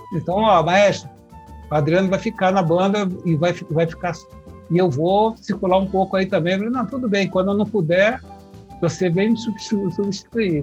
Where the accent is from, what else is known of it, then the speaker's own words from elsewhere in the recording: Ceará, Brazil; moved away; also born or lived in Brasília / Olinda / Rio de Janeiro; eu sou cearense